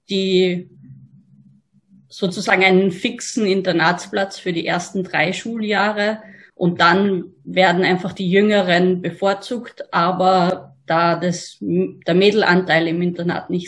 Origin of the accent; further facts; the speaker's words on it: Graz, Styria, Austria; Ich bin bei meinem Elternhaus in Graz aufgewachsen.